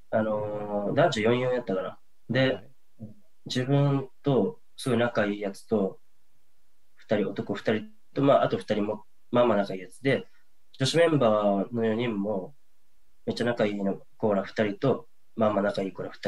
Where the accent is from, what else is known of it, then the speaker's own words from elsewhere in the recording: Hokuriku, Ishikawa, Japan; 僕はあの北陸の石川県出身なんですけど